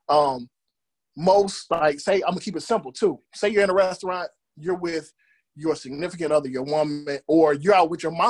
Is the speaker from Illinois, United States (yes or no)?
no; Michigan, United States; I'm born and raised in Amster, Michigan